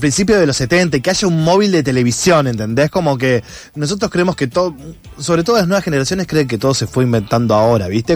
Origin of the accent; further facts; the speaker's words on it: Junín, Buenos Aires Province, Argentina; moved away; yo vengo del interior de Junín, provincia de Buenos Aires, acá 260 kilómetros